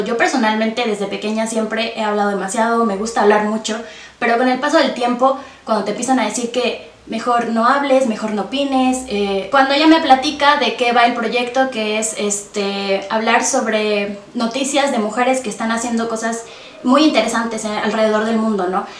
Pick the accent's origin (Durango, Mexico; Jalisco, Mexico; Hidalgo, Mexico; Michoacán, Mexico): Hidalgo, Mexico; Tasquillo; now in Pachuca, Mexico; yo soy originaria de Tasquillo, como ya lo mencionaste, eh, actualmente radico en Pachuca